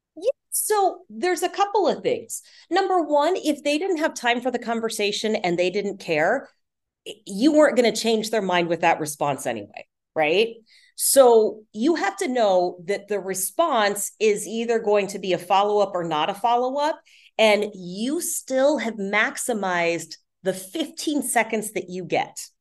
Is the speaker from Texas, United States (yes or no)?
yes; Houston, Texas, United States; moved away as an adult; also born or lived in Louisiana / Dallas, Texas; now in Seattle, United States; I was born in Louisiana, spent high school years in Houston, and then went to school in Dallas at SMU